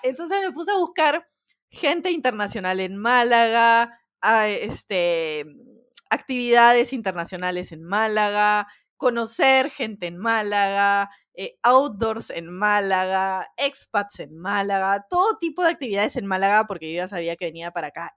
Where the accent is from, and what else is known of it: Peru; first language Spanish; moved away as an adult; also born or lived in Croatia; now in Spain